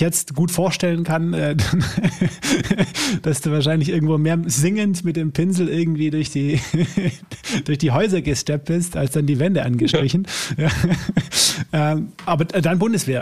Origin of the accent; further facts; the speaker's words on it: Swabia, Germany; bei uns im Schwabenland